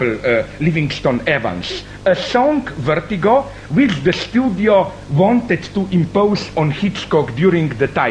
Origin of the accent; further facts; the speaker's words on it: Ljubljana, Slovenia; my hometown, Ljubljana